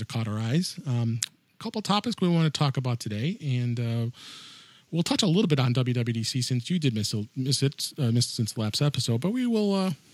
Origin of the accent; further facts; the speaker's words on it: Chicago, Illinois, United States; here in my hometown, Chicago